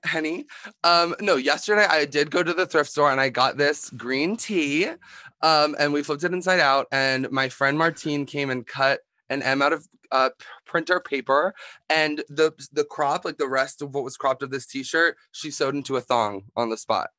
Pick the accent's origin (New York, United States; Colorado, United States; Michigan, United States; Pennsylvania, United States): Pennsylvania, United States; Philadelphia; I'm from Philadelphia, Pennsylvania